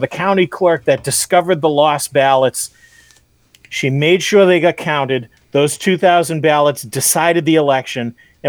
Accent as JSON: {"language": "English", "town": "Boston", "region": "Massachusetts", "country": "United States", "said": "because I'm a Bostonian."}